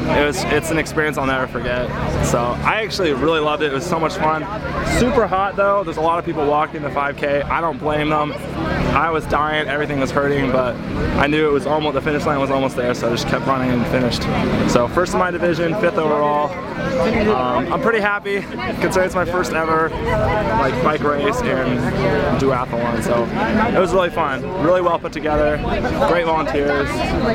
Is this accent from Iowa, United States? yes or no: yes; Ames, Iowa, United States; I'm from Ames, just 2 miles south of here.